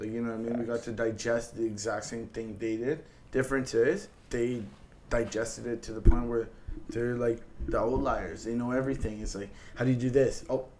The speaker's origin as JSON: {"language": "English", "country": "Canada", "said": "we're Canadian"}